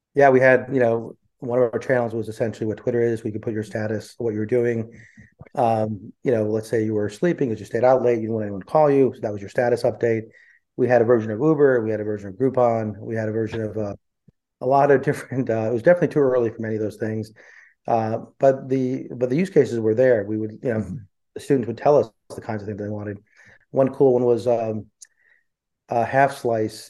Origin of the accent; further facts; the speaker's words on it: central New Jersey, United States; also born or lived in India; I grew up in uh, central New Jersey. Uh, I was born in India and I came when I was four